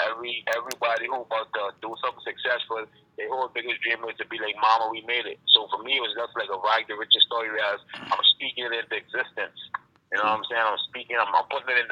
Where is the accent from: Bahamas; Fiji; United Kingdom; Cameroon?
Bahamas; growing up back in the Bahamas